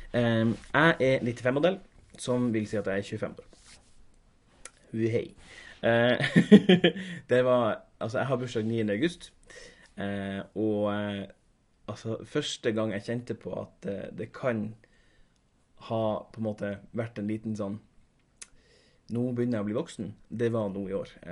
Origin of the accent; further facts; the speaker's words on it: Tromsø, Troms, Norway; now in Oslo, Norway; Jeg kommer fra Tromsø, men sitter nå i innspillende stund i leiligheta mi her i Oslofjordbotn.